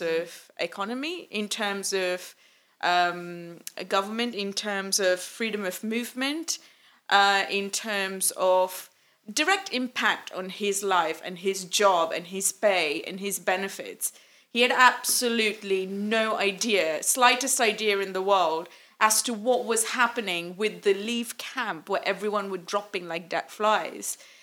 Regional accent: Malaysia; now in England; we're from Malaysia

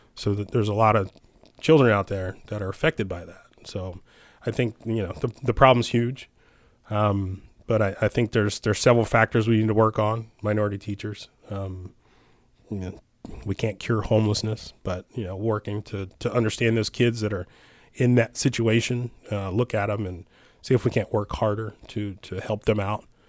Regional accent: Lewistown, Maryland, United States; I, I, I grew up here. I was born and raised. Um, I grew up in Lewistown, which is very close to Rocky Ridge.

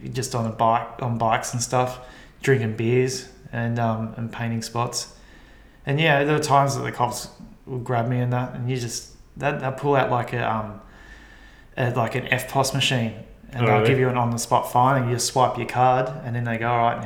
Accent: Melbourne, Victoria, Australia; also born or lived in London / Barcelona; I'm from Melbourne

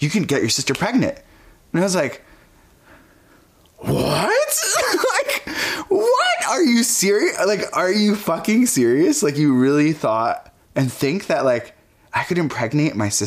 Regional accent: Fanwood, New Jersey, United States; also born or lived in Egypt (parents); I grew up in New Jersey. My parents immigrated here from Egypt and had me in Jersey City

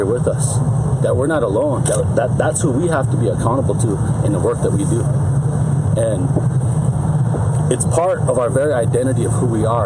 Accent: Porcupine, South Dakota, United States; I'm from Porcupine, South Dakota, on the Pine Ridge Indian Reservation, Oglala Lakota

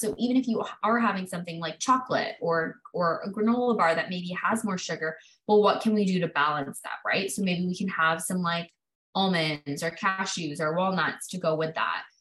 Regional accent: Canada; I was born and raised in Canada

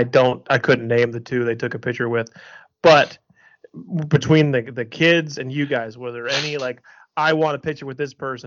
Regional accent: Cleveland, Ohio, United States; I'm from Cleveland

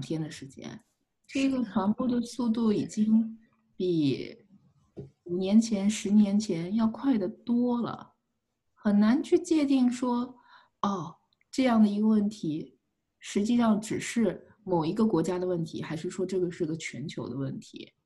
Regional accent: China; moved away as an adult; also born or lived in Beijing, China / Missouri, United States; now in United States; 我是一个中国人

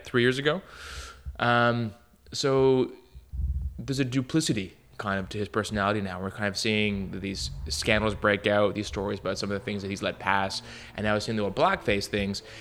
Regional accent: Montreal, Quebec, Canada; I'm from Montreal, Canada

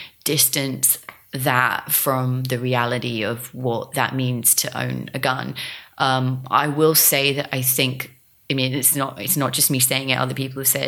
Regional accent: England, United Kingdom; And, you know, he's from Canada, I'm from England. We just don't, it's just not something we're party to because it's not what we've grown up with.

